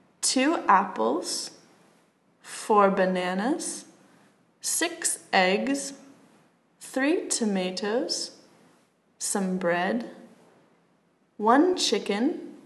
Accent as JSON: {"language": "English", "town": "Philadelphia", "region": "Pennsylvania", "country": "United States", "said": "I'm American. I come from Philadelphia in the United States of America."}